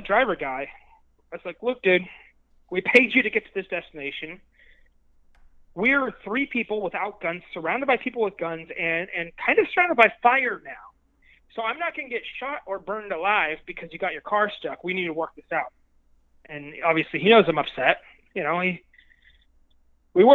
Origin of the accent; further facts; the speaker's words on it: United States; I'm from America